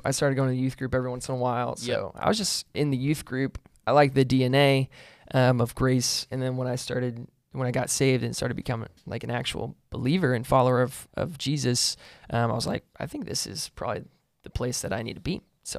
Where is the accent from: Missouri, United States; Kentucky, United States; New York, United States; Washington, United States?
Kentucky, United States; Burlington; Born and raised in Northern Kentucky, so I'm a Northern Kentuckyite, NKY, let's go. Boone County, Burlington, it's where I grew up.